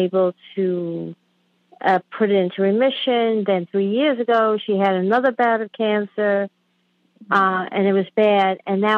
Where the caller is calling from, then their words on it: Queens, New York, United States; I'm calling from Queens, New York, and my cousin lives in Calabria, Italy, which is South Italy.